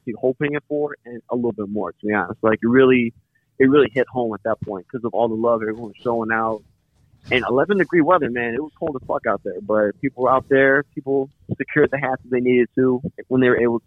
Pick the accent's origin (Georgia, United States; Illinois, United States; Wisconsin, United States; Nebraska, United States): Illinois, United States; Chicago; moved away; I was born and raised in Chicago. So, and I've been gone from Chicago since like 05.